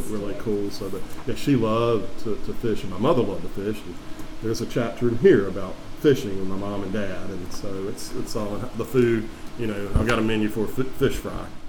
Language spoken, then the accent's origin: English; Perry, Georgia, United States; moved away as an adult; now in Savannah, United States; I grew up in Perry, Georgia, is originally where I'm from, my hometown